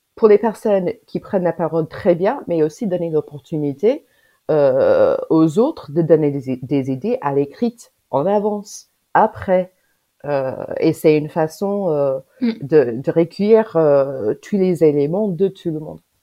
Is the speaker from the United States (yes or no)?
yes; United States; French is a second language; now in Grenoble, France; moi je suis américaine, j'habite en France